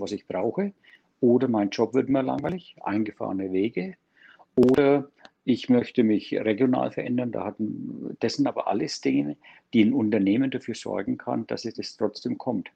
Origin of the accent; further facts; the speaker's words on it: Germany; bei uns in Deutschland